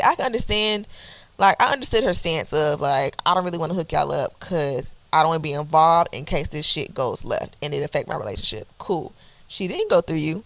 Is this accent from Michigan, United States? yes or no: no; Atlanta, Georgia, United States; I'm from Atlanta